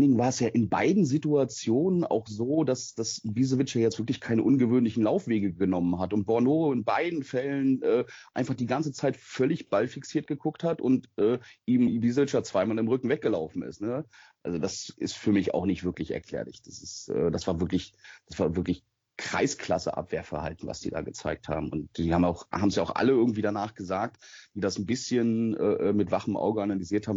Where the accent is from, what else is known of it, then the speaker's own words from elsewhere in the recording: the North, Northern Germany, Germany; ich komme eigentlich gebürtig aus dem Norden